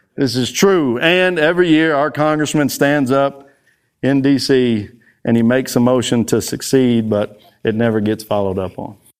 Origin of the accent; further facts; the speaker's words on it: Texas, United States; I am from Texas.